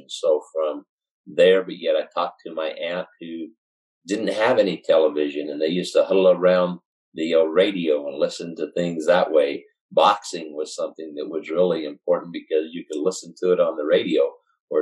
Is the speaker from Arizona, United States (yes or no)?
yes; Show Low, Arizona, United States; I grew up in Sholo. I'm fortunate to be able to say that I'm a lifelong resident of Sholo, Arizona